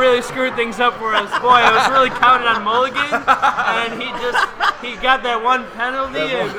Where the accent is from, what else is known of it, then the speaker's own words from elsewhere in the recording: Williamsville, New York, United States; I'm from Williamsville, New York.